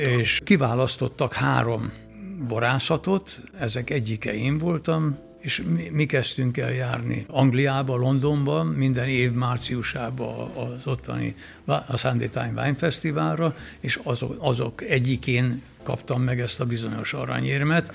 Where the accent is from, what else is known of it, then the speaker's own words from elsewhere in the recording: Villány, Baranya, Hungary; elkezdődött az élet, a bor mentén, ott gyerekeskedtem